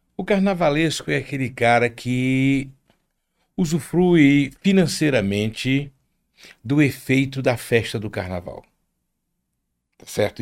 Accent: Rio de Janeiro, Brazil; moved away as an adult; now in Aracaju, Brazil; Eu nasci no Rio de Janeiro, eu sou de família tradicional pana e o carnaval, eu, na minha adolescência, morando na Penha

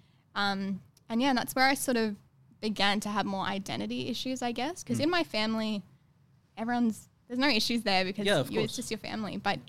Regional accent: Brisbane, Queensland, Australia; moved away as an adult; also born or lived in London; So they came here when I was two. And then I grew up in Brisbane for most of my life.

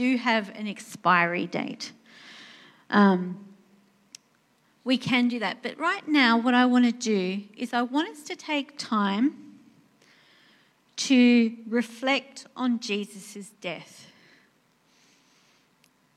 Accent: Australia; I'm Australian

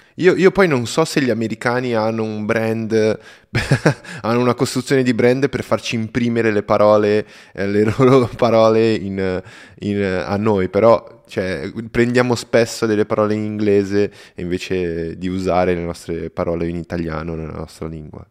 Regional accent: Brazil; Italian is a second language; io sono brasiliano

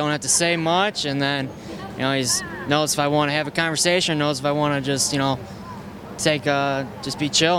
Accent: Chicago, Illinois, United States

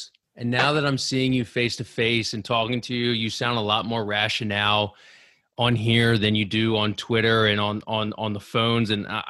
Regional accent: Lansdale, Pennsylvania, United States; No, I'm from Lansdale. I'm down the street.

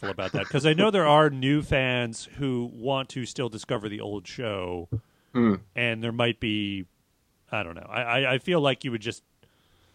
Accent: Canada; now in Berkeley, United States; growing up in Canada

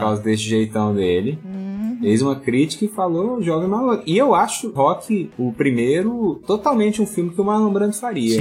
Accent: Goiânia, Goiás, Brazil; eu sou de Goiânia

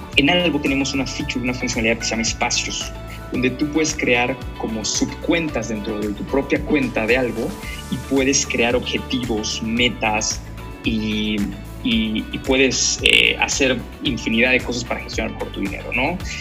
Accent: Campeche, Mexico; Soy de Campeche, nací en Campeche

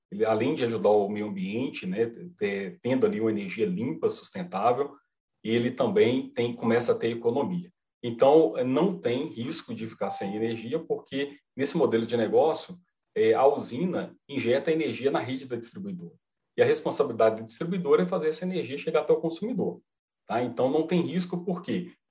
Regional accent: Minas Gerais, Brazil; Sim, sou mineiro, sou mineiro, uai.

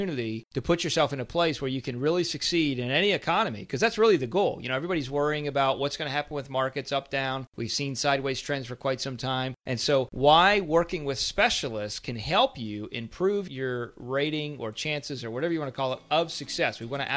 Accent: Pennsylvania, United States; moved away; I'm originally from Pennsylvania

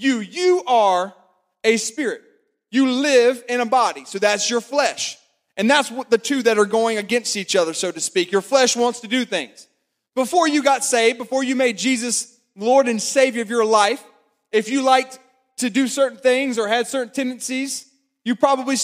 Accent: Florence, South Carolina, United States; moved away as an adult; also born or lived in Clemson, South Carolina; now in Columbia, United States; I grew up born and raised in Florence, but I went to Clemson

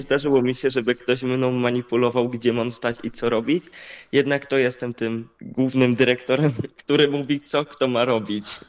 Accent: Kościan, Greater Poland, Poland; trenowałem w, u siebie w Kościanie

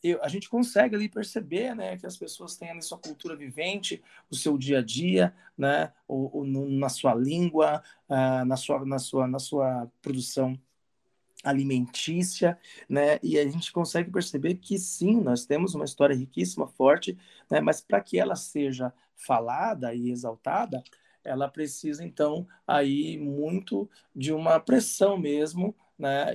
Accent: Santo André, São Paulo, Brazil; eu cresci num bairro em Santo André

